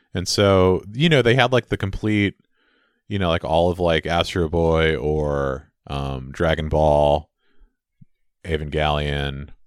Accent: San Francisco, California, United States; I grew up in San Francisco

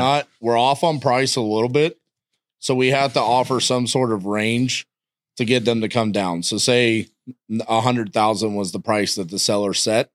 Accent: Texas, United States; I'm from Texas

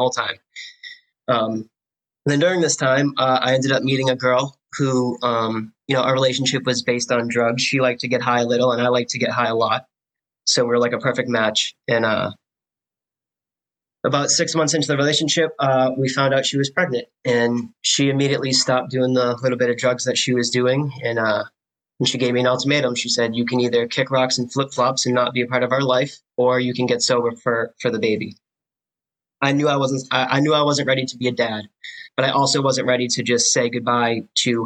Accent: Clinton, Massachusetts, United States; I grew up in Clinton

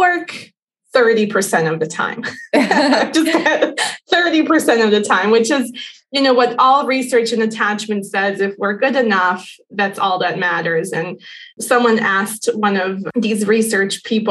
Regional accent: Bosnia & Herzegovina; now in United States; I come from Bosnia.

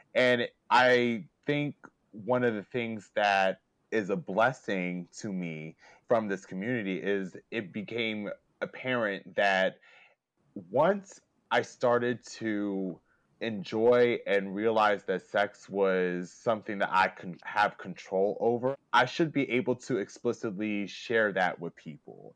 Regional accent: Lancaster, Pennsylvania, United States; my hometown of Lancaster

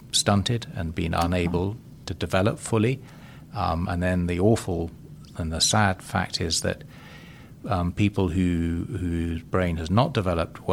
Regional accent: Zambia; based in Zambia in my home country

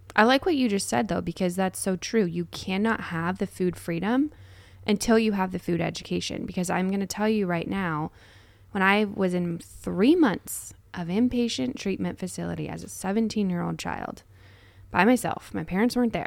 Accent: United States; we as American culture

